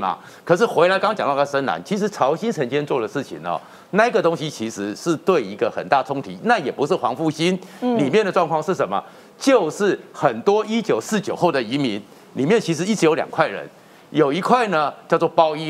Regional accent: Taiwan; 因为我从小在眷村长大，嗯，这些贝贝们哦

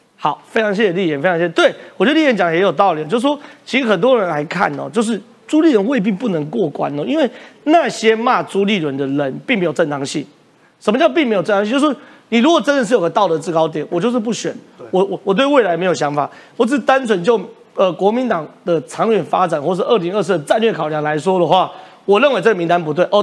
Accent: Taiwan; 我们台湾人如果理解到这件事情

